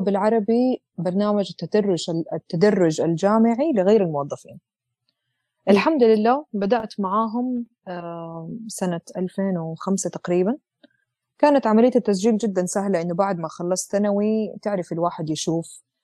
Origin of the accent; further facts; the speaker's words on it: Jeddah, Makkah Province, Saudi Arabia; moved away as an adult; also born or lived in Eastern Province, Saudi Arabia / Leeds, United Kingdom; وأنا أصلا من جدة